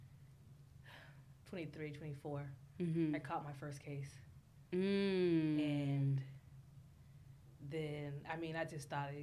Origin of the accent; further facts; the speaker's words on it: Los Angeles, California, United States; I was born and raised in South Central.